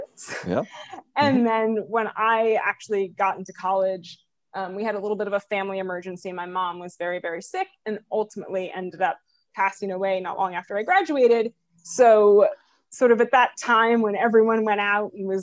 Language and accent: English; rural New Jersey, United States; moved away as an adult; also born or lived in Vermont / California; now in New York City, United States; I was born in New York City. I was mostly raised in rural New Jersey